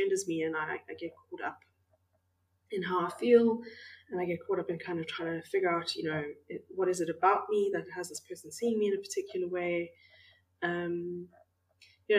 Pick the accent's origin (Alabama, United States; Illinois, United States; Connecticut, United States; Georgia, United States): Illinois, United States; Makanda; moved away; I've recently moved back to my hometown of Makanda